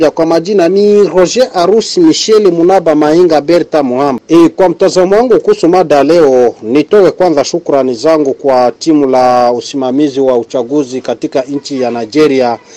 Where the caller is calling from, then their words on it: Moba, Tanganyika, DR Congo; Napiga simu natokea maeneo ya Mtambala Sindano Aveni Kabuteke Moba DRC.